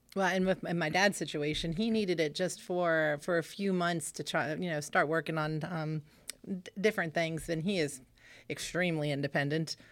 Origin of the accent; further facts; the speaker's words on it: Stonebrook, Virginia, United States; also born or lived in Stephens City; I grew up in Stonebrook.